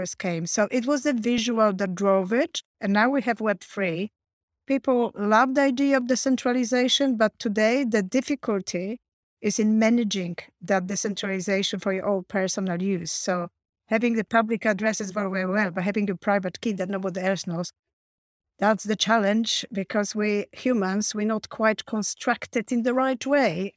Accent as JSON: {"language": "English", "country": "Poland", "also_born_or_lived": "Warsaw, Poland", "moved": "as an adult", "lives_now": "United Kingdom", "said": "I came from Poland, so I learned my tech at, uh, Warsaw University when I was studying, uh, linguistics"}